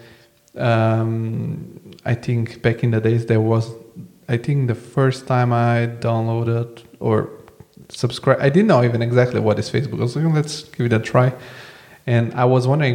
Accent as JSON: {"language": "English", "country": "Bulgaria", "tie": "born or raised there", "said": "I come from Bulgaria, so I'm like born in the 80s, although I'm born in the 90s"}